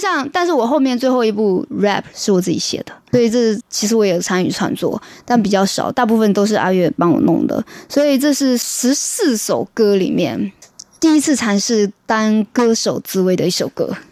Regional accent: Fujian, China; moved away; 我来自福建，对，对。我的口音是我的特色。而且不是闽南

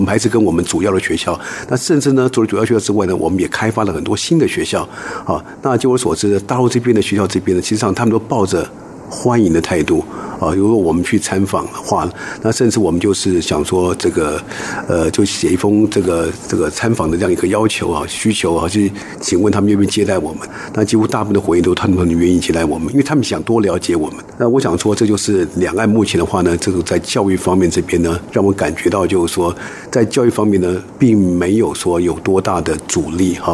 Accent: Taiwan; 我们台湾的人也好，都是非常的友善，也非常的热情

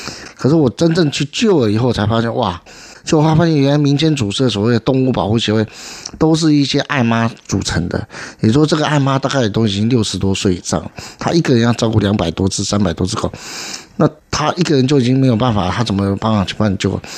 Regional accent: Beigang, Yunlin County, Taiwan; 因为我从小在北港乡下长大。

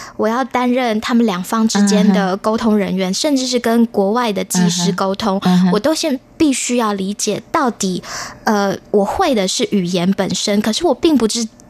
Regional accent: Taiwan; moved away as an adult; also born or lived in Europe; 然后我在台湾长大，但是我们后来都去了欧洲

